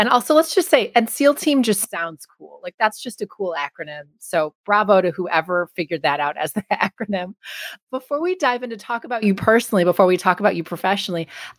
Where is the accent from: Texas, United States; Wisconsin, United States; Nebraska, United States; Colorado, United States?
Wisconsin, United States; moved away; I'm from Wisconsin as well